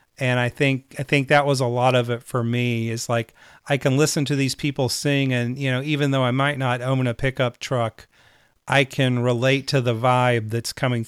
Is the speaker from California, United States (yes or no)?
no; Charlotte, North Carolina, United States; certainly I heard a lot of country music growing up, a lot of Texas music growing up, even though I was raised in Charlotte, North Carolina.